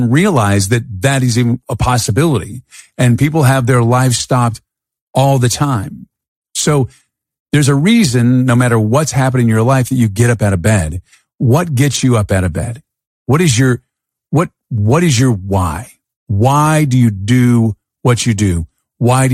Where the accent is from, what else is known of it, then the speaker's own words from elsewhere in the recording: United States; born and raised in the United States of America